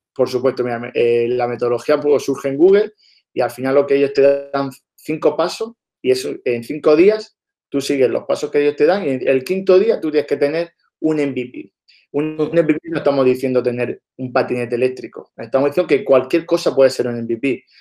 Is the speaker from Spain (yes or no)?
yes; Almería, Andalusia, Spain; nosotros somos de Almería